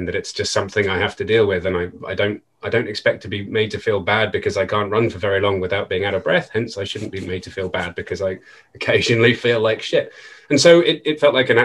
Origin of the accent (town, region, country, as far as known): United Kingdom